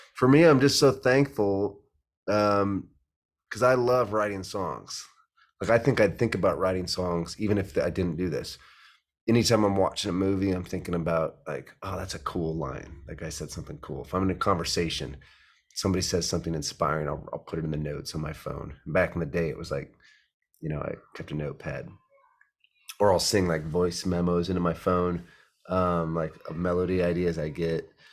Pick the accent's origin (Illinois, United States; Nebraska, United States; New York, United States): Nebraska, United States; Omaha; I grew up in Omaha, Nebraska